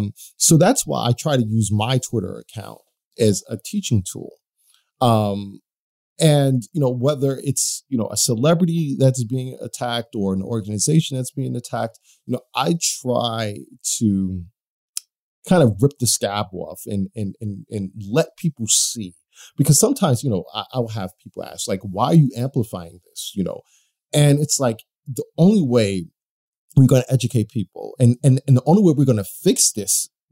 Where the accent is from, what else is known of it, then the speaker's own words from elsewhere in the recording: United States; I mean, I'm from the United States. There are a bunch of racists here